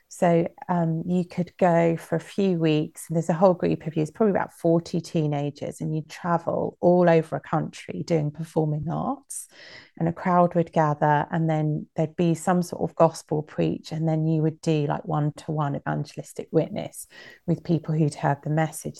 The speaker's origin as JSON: {"language": "English", "country": "United Kingdom", "tie": "born or raised there", "said": "growing up in Britain"}